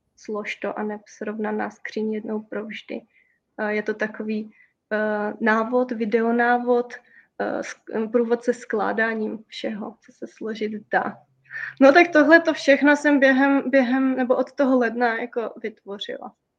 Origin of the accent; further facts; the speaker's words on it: Slovakia; My jsme Slováci